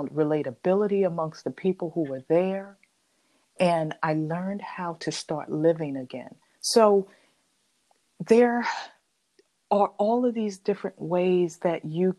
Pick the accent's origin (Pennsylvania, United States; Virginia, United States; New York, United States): New York, United States; New York City; growing up and living in Harlem